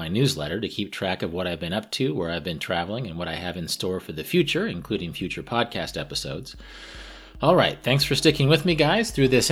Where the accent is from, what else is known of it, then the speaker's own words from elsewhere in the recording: Kansas, United States; my home state of Kansas